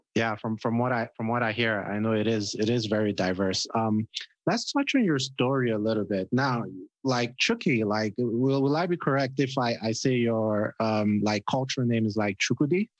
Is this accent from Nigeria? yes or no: yes; Nigeria; I'm Nigerian